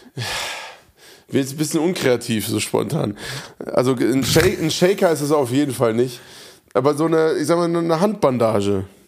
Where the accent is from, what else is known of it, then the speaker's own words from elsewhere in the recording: Hofheim, Germany; in Hofheim, meiner Heimatstadt